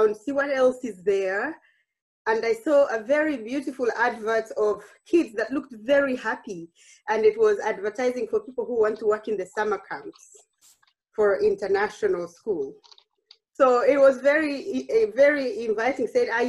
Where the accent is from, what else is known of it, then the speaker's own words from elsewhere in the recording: Uganda; moved away as an adult; now in The Hague, Netherlands; I grew up in Uganda. I trained in Uganda